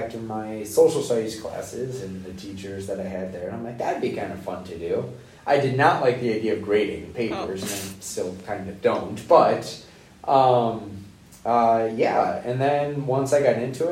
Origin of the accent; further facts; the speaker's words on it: Rockford, Illinois, United States; moved away; also born or lived in La Crosse, Wisconsin; Growing up in Rockford, Illinois